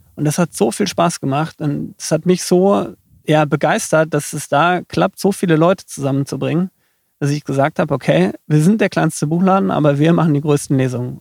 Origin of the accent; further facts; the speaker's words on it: near Dortmund, North Rhine-Westphalia, Germany; moved away as an adult; now in Rosenheim, Germany; Aufgewachsen bin ich in der Nähe von Dortmund ähm, gewohnt habe ich dann in Dortmund.